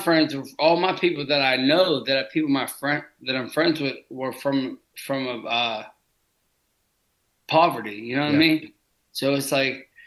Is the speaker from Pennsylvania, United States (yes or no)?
yes; Pittsburgh, Pennsylvania, United States; I grew up in Pittsburgh. I grew up in all the bad neighborhoods in Pittsburgh.